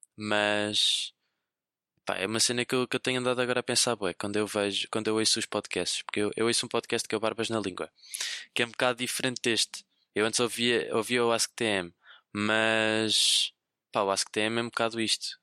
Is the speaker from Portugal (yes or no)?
yes; Viseu, Centro, Portugal; moved away as an adult; now in Lisbon, Portugal; eu sou de Viseu, sou, sou de Viseu, mas apesar de estar a, apesar de estar a estudar em, em, em, Lisboa no técnico, eu sou de Viseu.